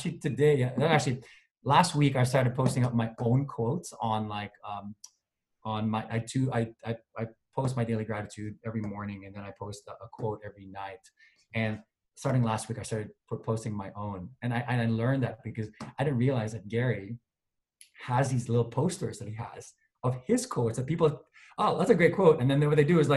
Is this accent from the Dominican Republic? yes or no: no; Manila, Metro Manila, Philippines; moved away as an adult; I grew up in Manila in a village called Alabang.